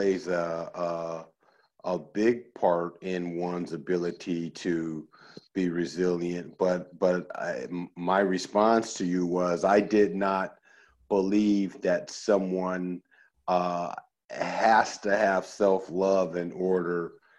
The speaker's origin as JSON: {"language": "English", "town": "Oakland", "region": "California", "country": "United States", "tie": "born or raised there", "also_born_or_lived": "Chicago, Illinois", "said": "I was born in Chicago and born on the south side of Chicago. And even though I moved to Oakland at a fairly young age, at 7"}